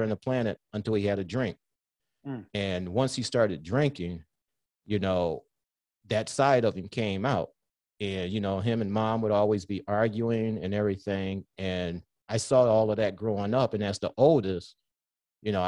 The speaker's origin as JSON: {"language": "English", "town": "Southfield", "region": "Michigan", "country": "United States", "tie": "born or raised there", "said": "growing up in Southfield"}